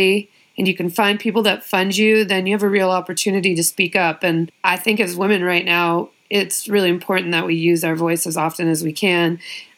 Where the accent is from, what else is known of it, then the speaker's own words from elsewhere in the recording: Colorado, United States; also born or lived in Maryland / Bay Area; now in Los Angeles, United States; I was born in Maryland, but raised in Colorado